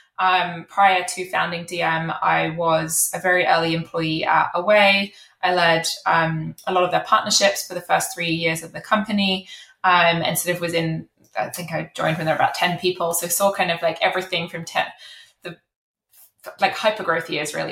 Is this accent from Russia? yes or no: no; United Kingdom; accent: British; I am British, as you can probably tell from my accent.